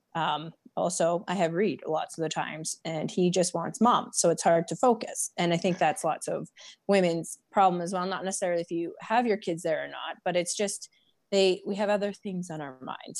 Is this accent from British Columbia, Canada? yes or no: yes; Prince George, British Columbia, Canada; I'm from Prince George, BC.